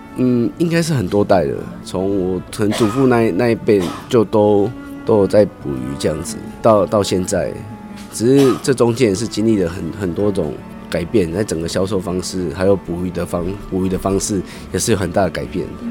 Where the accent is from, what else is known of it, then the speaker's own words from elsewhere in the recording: Toucheng, Yilan County, Taiwan; 我是民，民国七十二年出生，所以就已经生长在大溪这个地方